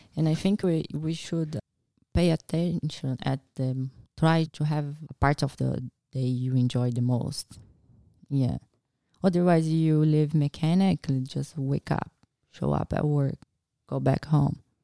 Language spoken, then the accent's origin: English; Brazil; English is a second language; moved away as an adult; also born or lived in Nebraska, United States; now in Australia; I went back to Brazil and did my last year before university and got approved to study vet